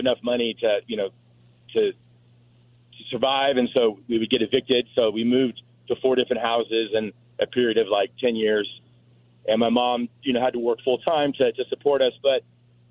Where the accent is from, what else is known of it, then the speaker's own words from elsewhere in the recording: Fountain Valley, California, United States; also born or lived in Cleveland, Ohio; we moved out here from Cleveland, Ohio, to California in 1974. And so I grew up in Fountain Valley, right next to Huntington Beach